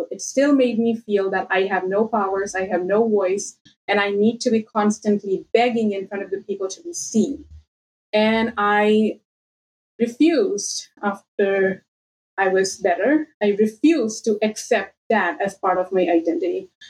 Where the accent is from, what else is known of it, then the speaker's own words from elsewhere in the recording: India; moved away as an adult; so I moved early 2016 out of India. I grew up in India. Uh, my dad was in a bank, work used to work in a bank, and used to move throughout the country every two years.